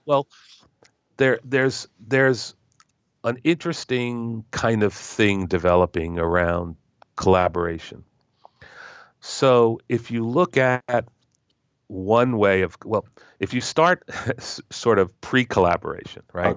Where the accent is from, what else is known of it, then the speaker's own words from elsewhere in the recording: United States; as an American